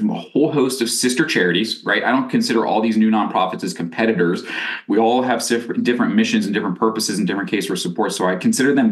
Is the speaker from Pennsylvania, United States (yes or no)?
yes; Pittsburgh, Pennsylvania, United States; I grew up here in Pittsburgh, Pennsylvania